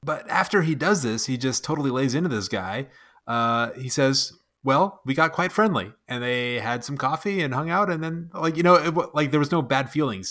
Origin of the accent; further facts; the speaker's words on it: United States; also born or lived in Phoenix, Arizona; I'm an American. We call it soccer here